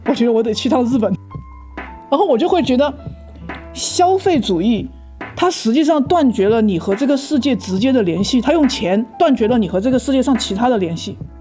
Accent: China; now in New Zealand; 我中国人

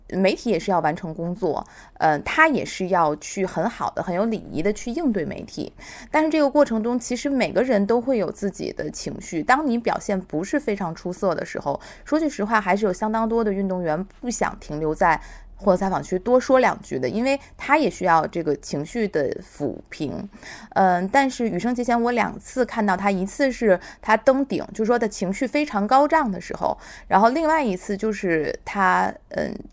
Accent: Tianjin, China; accent: Tianjin dialect; 用我们天津话说

